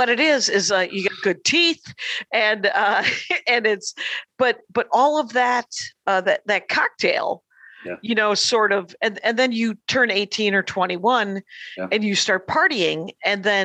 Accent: Wisconsin, United States; now in Los Angeles, United States; I'm from Wisconsin

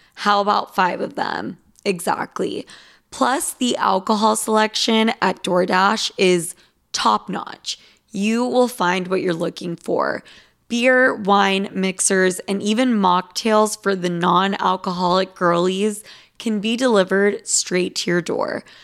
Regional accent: Utah, United States; I'm from Utah

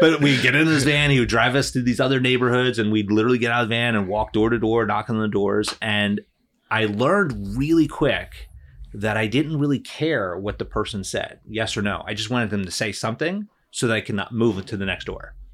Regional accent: New Jersey, United States; moved away; I grew up in New Jersey. I was born and raised there

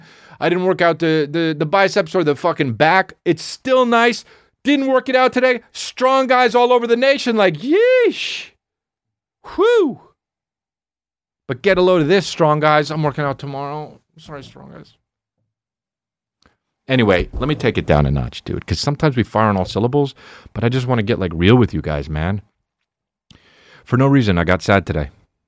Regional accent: Kentucky, United States; Hell yeah, I'm from Kentucky. I'm a coach from Kentucky

